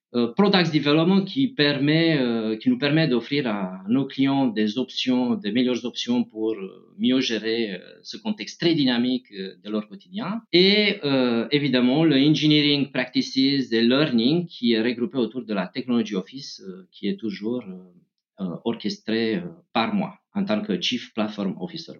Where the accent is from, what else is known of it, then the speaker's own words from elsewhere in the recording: Romania; moved away; je viens de Roumanie